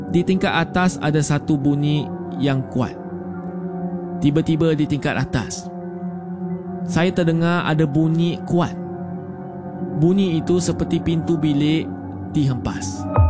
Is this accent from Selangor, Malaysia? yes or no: no; Kota Kinabalu, Sabah, Malaysia; saya berasal dari Kota Kinabalu, Sabah.